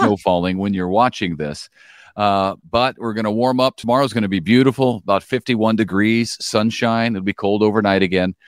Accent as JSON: {"language": "English", "town": "Collinsville", "region": "Illinois", "country": "United States", "tie": "born or raised there", "moved": "yes", "lives_now": "Springfield, Missouri, United States", "said": "my hometown, Collinsville, Illinois"}